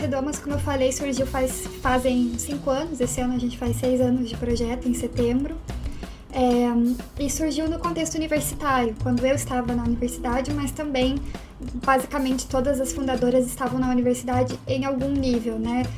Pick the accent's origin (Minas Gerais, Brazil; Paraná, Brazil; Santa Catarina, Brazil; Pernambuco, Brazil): Paraná, Brazil; Curitiba; que somos aqui de Curitiba